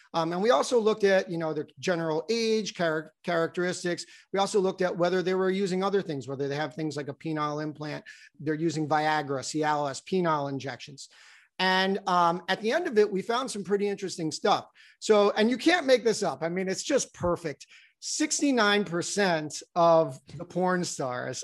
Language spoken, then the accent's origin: English; New Jersey, United States; moved away; also born or lived in Baltimore; I grew up in New Jersey